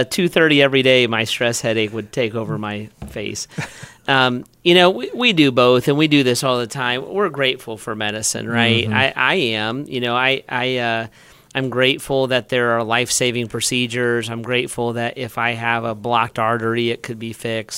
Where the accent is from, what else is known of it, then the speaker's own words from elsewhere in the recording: Beavercreek, Ohio, United States; moved away; I grew up in Beaver Creek